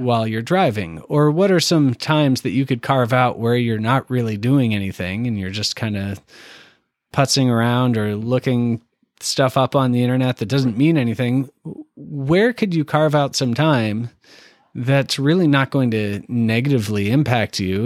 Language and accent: English; Canada; now in Indianapolis, United States; I'm from Canada